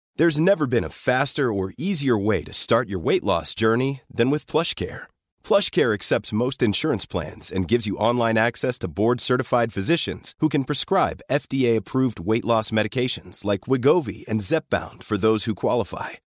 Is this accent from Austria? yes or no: yes; Austria; bei uns in Österreich